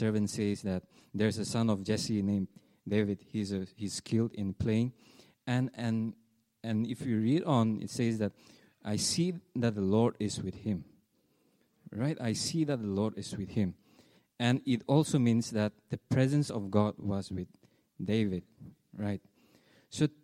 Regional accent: Nagaland, India; we are from India, northeastern part of India. It's a place called Nagaland

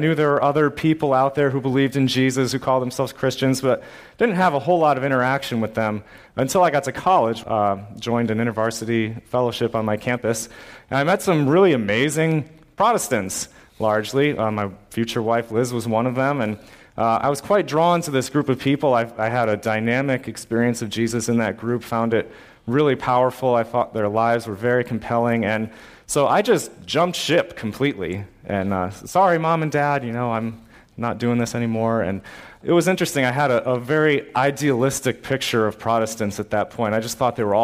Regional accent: Massachusetts, United States; like many Massachusetts kids, I was brought up in the Roman Catholic Church

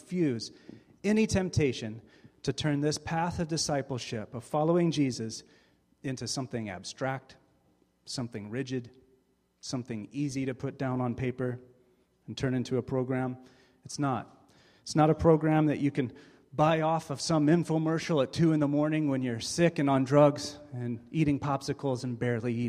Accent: St. James, Missouri, United States; I grew up in St. James, Missouri, right here. 3,500 people, small town USA

